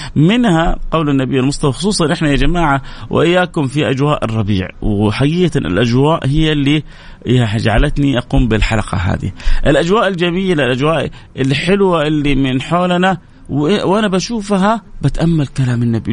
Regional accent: Saudi Arabia; عندنا في السعودية

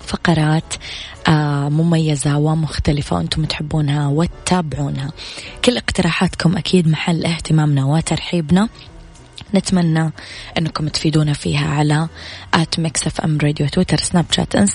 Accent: Riyadh, Riyadh Province, Saudi Arabia; الو السلام عليكم … من الرياض

